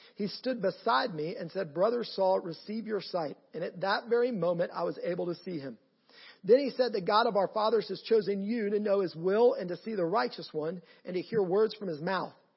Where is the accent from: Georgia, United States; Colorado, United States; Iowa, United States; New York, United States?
Georgia, United States; Canton; I am from Canton, Georgia, just north of here